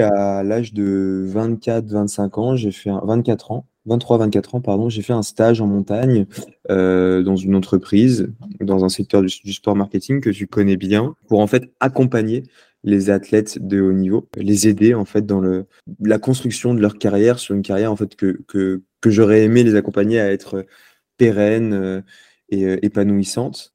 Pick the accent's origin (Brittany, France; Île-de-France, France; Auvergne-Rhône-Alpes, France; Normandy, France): Auvergne-Rhône-Alpes, France; Lyon; moved away as an adult; also born or lived in Paris; je suis né à Lyon. Euh, j'ai grandi à Lyon